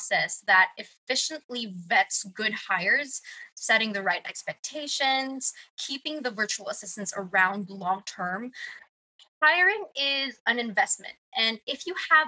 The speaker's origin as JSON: {"language": "English", "country": "Philippines", "tie": "born or raised there", "said": "I'm from the Philippines, born and raised."}